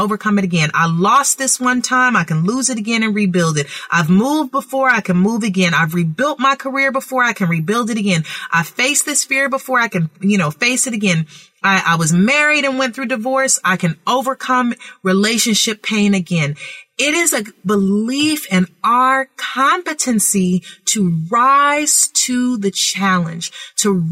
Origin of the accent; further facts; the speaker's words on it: California, United States; I am so grateful that I grew up in California with free thinking parents